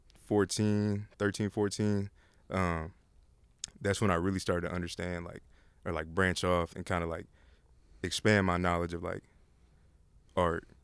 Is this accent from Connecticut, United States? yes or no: no; Austin, Texas, United States; I'm born and raised in Austin.